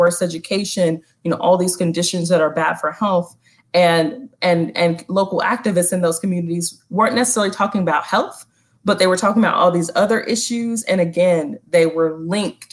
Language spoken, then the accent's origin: English; North Carolina, United States; now in Philadelphia, United States; Black woman born and raised in the South